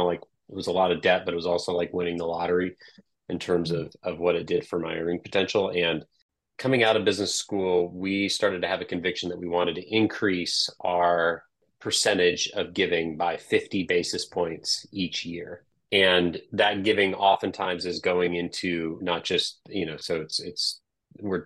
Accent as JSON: {"language": "English", "town": "Des Moines", "region": "Iowa", "country": "United States", "tie": "born or raised there", "said": "Growing up in Des Moines"}